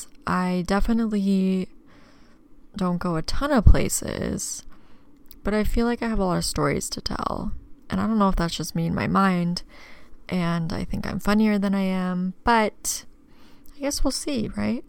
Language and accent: English; Tempe, Arizona, United States; also born or lived in Kansas; I was raised here in Arizona, born in Tempe, but I spent my summers in my mom's hometown in Kansas